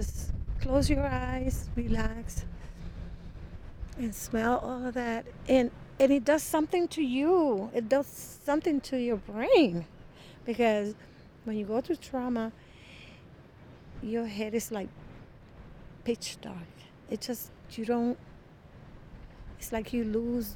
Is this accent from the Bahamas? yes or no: no; Puerto Rico; now in Milwaukee, United States; I grew up in Puerto Rico